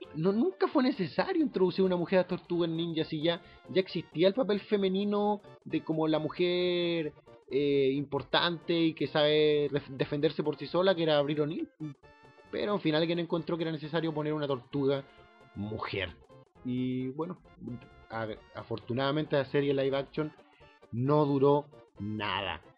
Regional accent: Concepción, Biobío, Chile; now in Santiago, Chile; nosotros tenemos los Yoko en Concepción

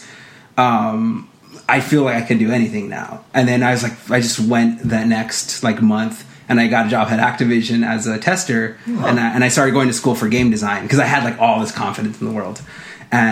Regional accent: Los Angeles, California, United States; I grew up in East

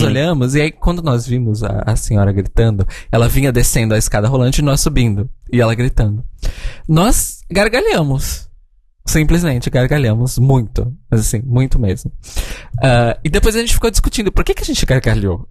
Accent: São Paulo, Brazil; moved away as an adult; now in Portugal; Ah, sim, sou de São Paulo

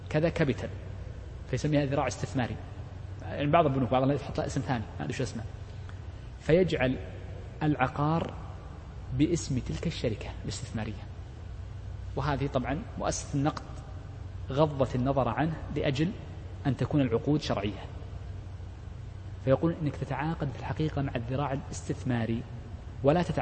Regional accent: Saudi Arabia; مثل المملكة عندنا في السعودية

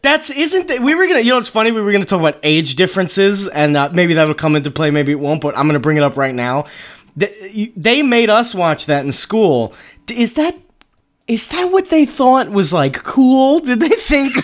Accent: Northeast, United States; I'm from the Northeast

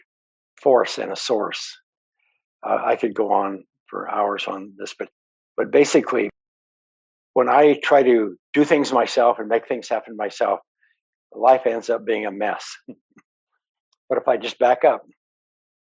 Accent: Montana, United States; I grew up in Montana

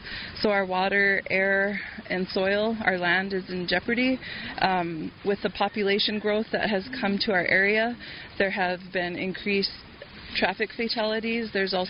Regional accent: Mandaree, North Dakota, United States; I'm a citizen of the Mandan, Hidatsa, and Arikara Nation. I'm originally from Mandaree, which is located on the Fort Berthold Reservation.

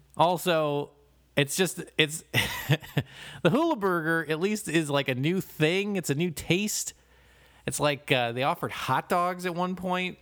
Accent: Toledo, Ohio, United States; I grew up in Toledo

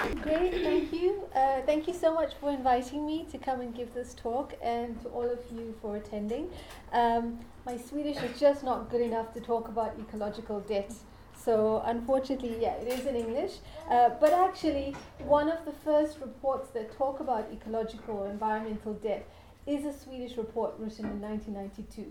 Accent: South Africa; I come from South Africa. And I grew up and lived through apartheid South Africa.

